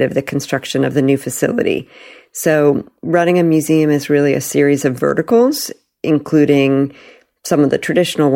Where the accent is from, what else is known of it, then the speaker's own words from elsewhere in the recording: Palo Alto, California, United States; also born or lived in New York; I was born in New York and then my parents moved us to Northern California. And my father was an early Silicon Valley pioneer. And I grew up going to public school in Palo Alto.